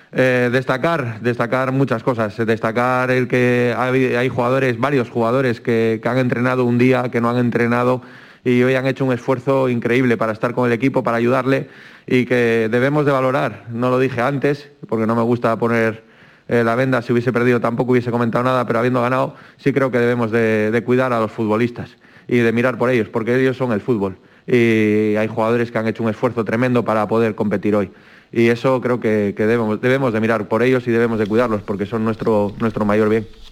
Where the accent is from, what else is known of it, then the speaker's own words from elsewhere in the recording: Asturias, Spain; moved away; como decimos en mi tierra, en Asturias